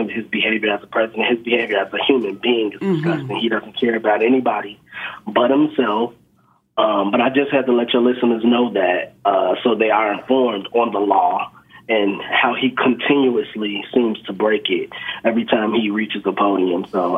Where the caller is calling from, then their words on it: Chicago, Illinois, United States; calling from Chicago, Illinois.